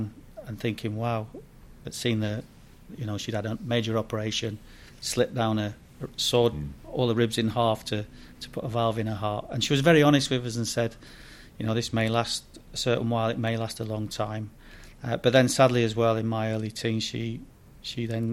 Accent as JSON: {"language": "English", "town": "Sheffield", "region": "Yorkshire and the Humber", "country": "United Kingdom", "tie": "born or raised there", "also_born_or_lived": "Bradford", "moved": "as an adult", "said": "I was born and raised in Sheffield, lived in the East End or an area called Darnell down there"}